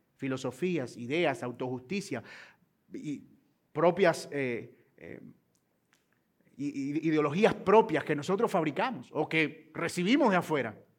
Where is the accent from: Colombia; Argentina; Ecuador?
Colombia; los colombianos somos muy gentiles